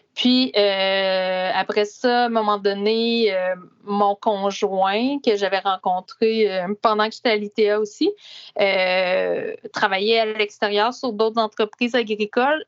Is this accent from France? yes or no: no; Laurierville, Quebec, Canada; Rang cinq à Laurier-Ville, euh, qui est aussi au centre du Québec